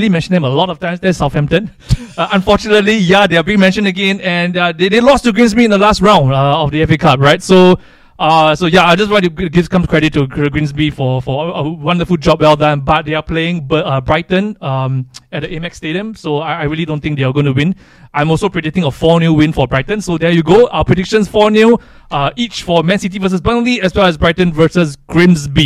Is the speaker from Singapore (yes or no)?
yes; Singapore; because we are Asians, we are from Singapore, 442 dudes from Singapore.